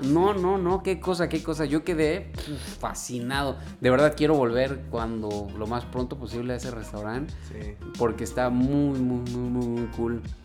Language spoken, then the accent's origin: Spanish; Guadalajara, Jalisco, Mexico; moved away as an adult; now in Vancouver, Canada; yo soy de Guadalajara